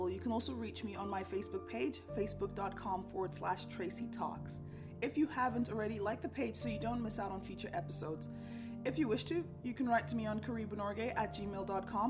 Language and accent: English; Kenya; moved away as an adult; now in Norway; a Kenyan who's grown up with a language like Swahili